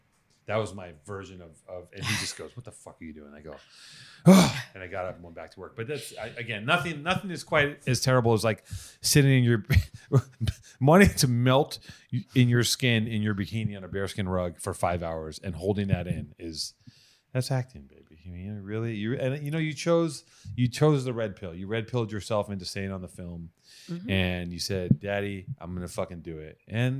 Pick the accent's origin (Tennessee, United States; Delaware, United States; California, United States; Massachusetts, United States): Massachusetts, United States; accent: Boston; My Boston accent is fucking